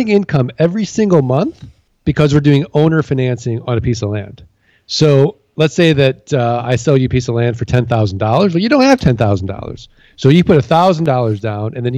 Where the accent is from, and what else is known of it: St. Louis, Missouri, United States